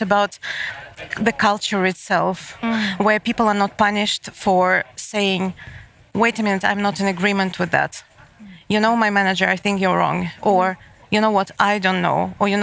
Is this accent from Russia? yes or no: yes; Moscow, Russia; moved away as an adult; now in Malmö, Sweden; I live in Malmö, and I'm coming from Moscow